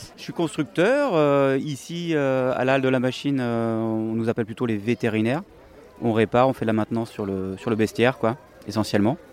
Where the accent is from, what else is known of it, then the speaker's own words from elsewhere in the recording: Nantes, Pays de la Loire, France; moved away as an adult; now in Toulouse, France; je suis nantais, euh, d'origine